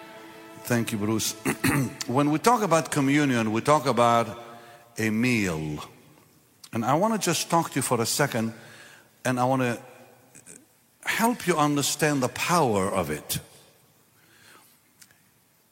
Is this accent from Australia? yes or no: no; Israel; moved away; I'm from Israel